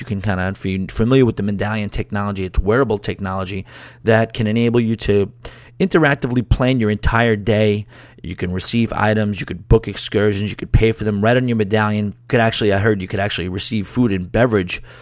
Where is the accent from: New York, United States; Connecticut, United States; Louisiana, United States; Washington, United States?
New York, United States; South Shore, Long Island, Nassau County; moved away as an adult; I'm from the South Shore, Long Island, played football growing up, and, you know, I was a little bit of a clown and a little bit of an idiot kind of my first couple years before I left Long Island